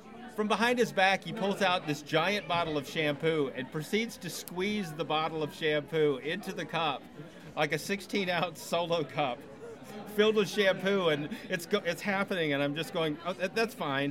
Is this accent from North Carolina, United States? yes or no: yes; Cary, North Carolina, United States; moved away as an adult; now in Austin, United States; I'm from Cary, North Carolina